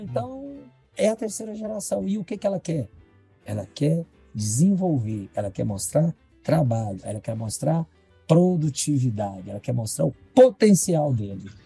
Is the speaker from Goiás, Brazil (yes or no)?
yes; Jataí, Goiás, Brazil; eu sou nascido em Jataí